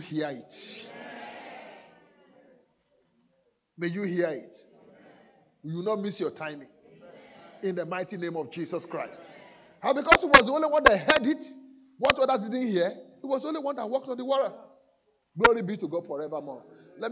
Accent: Nigeria; now in United Kingdom; as a Nigerian

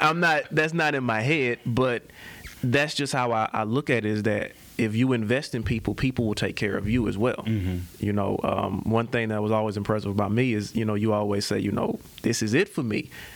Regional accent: Memphis, Tennessee, United States; born there; Well, I wasn't born here. I was born in Memphis, Tennessee.

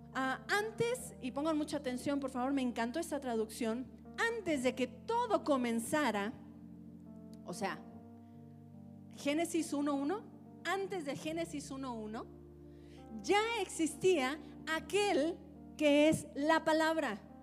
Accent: Antioquia, Colombia; moved away; yo crecí en Antioquía, de hecho, no, no, no nací, pero crecí en Antioquía

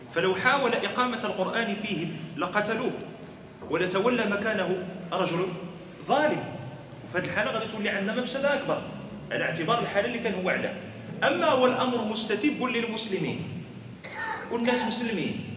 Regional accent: Morocco; حنا عندنا في المغرب

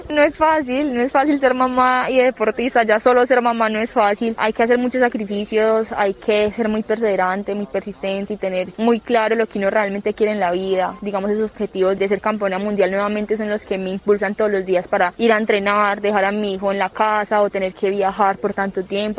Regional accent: Antioquia, Colombia; orgullosamente soy antioqueña

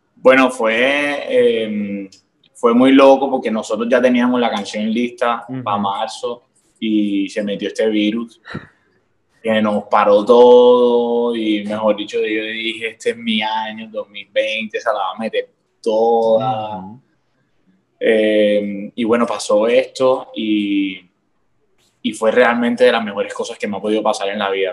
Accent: Cartagena, Bolívar, Colombia; Yo soy un pelado de Cartagena que empezó a escribir canciones desde los 14 años

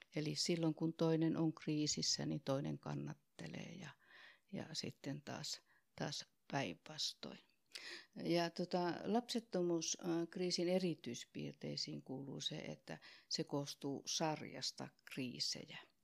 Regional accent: Oulu, North Ostrobothnia, Finland; accent: Oulu dialect; moved away as an adult; also born or lived in Tampere; now in Helsinki, Finland; niin kuin murteesta kuulun, niin mä oon lähtöisin sieltä Oulusta.

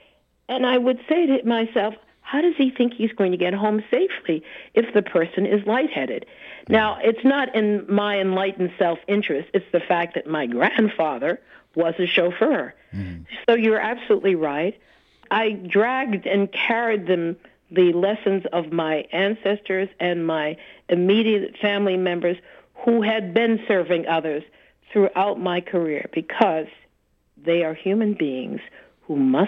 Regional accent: Washington, District of Columbia, United States; also born or lived in Boston; growing up in the Washington, D.C. area after I left Boston

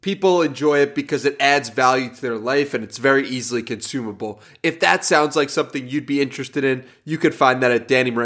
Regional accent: New York, United States; now in San Diego, United States; I'm from New York, but I lived in San Diego for the past year

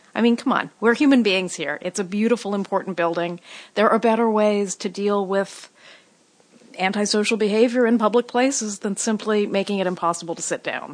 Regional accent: Los Angeles, California, United States; As a kid in Hollywood, I was forbidden to take the bus to the Central Library

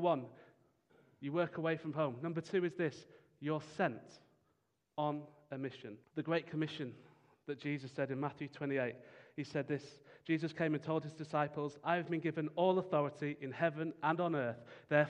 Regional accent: United Kingdom; as British people

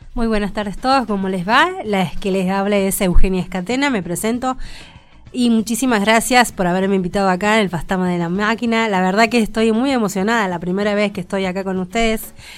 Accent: Córdoba, Argentina; moved away as an adult; now in Mendoza, Argentina; soy parte de Córdoba, que hace más o menos que estoy viviendo acá en Mendoza seis años.

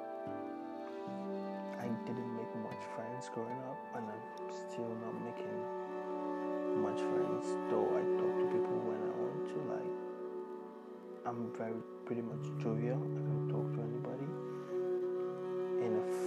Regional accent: Nigeria; moved away as an adult; now in Australia; growing up as African, as a Nigerian rather

